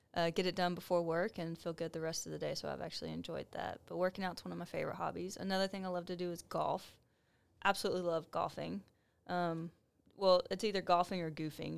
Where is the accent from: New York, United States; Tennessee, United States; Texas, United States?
Texas, United States; Waco; moved away as an adult; also born or lived in Huntsville; Waco's my hometown. I was born and raised here